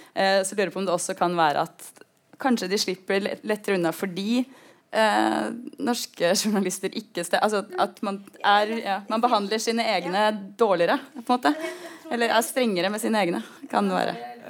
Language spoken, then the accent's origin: Norwegian; Oslo, Norway; Jeg kommer jo både fra Oslo-gryta og en venstreavis.